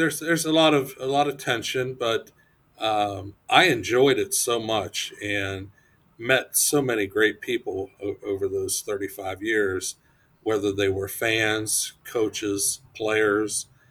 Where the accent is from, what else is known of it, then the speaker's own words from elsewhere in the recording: Ohio, United States; moved away as an adult; also born or lived in Michigan; now in Putnam County, Florida, United States; I'm originally from Ohio, uh, born and raised